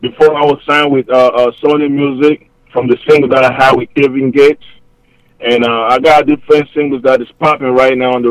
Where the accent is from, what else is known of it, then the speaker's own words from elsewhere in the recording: Hamburg, Germany; moved away as an adult; also born or lived in Cameroon; now in United States; I'm originally from Cameroon, 237 Stand Up. That's the middle part of West Africa, close to Nigeria. Then I moved to Germany at a young age